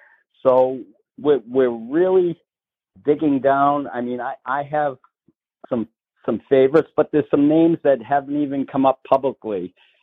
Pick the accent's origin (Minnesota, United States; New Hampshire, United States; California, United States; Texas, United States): New Hampshire, United States; Salem; Senator Chuck Morse, who also happens to be from my hometown of Salem, came in first.